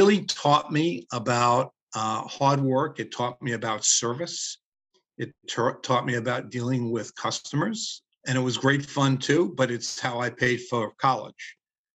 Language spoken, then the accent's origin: English; New York City, New York, United States; Growing up in Brooklyn